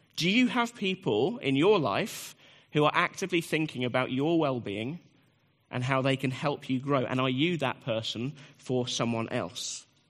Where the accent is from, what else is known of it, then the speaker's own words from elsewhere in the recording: United Kingdom; I'm a British man